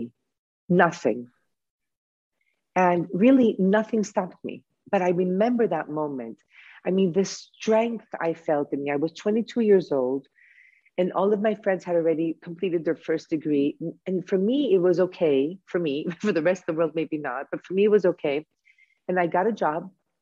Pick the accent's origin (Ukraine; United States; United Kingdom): United States; Chicago, Illinois; also born or lived in New York; now in Greece; I was born in Chicago by Greek parents. And I have been living in Greece for the past 26 years